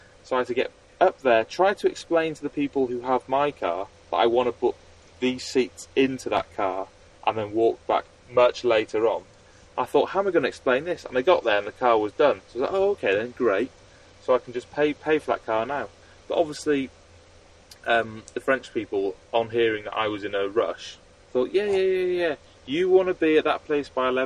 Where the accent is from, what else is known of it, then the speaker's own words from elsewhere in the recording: United Kingdom; I'm a Brit in France